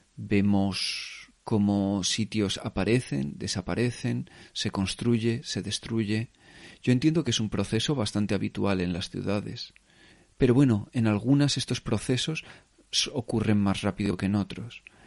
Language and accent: Spanish; Spain; moved away as an adult; now in Berlin, Germany; como yo creo que mucha gente española